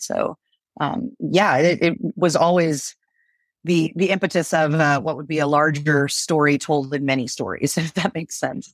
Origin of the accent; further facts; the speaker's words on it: Galveston, Texas, United States; moved away; I was born in Galveston